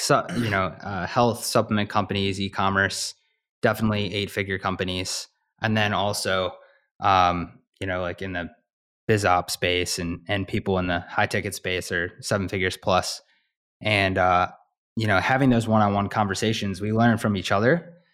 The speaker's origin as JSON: {"language": "English", "region": "Midwest", "country": "United States", "tie": "born or raised there", "said": "growing up in the Midwest"}